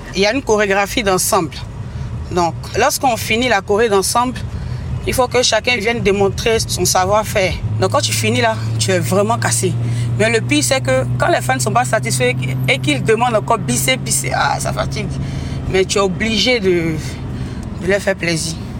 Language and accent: French; Abidjan, Côte d’Ivoire; je suis de Yopougon, en fait. Donc à Yopougon, il y avait la rue Princesse dans le temps qui donnait vraiment. Donc j'étais tout le temps à la rue Princesse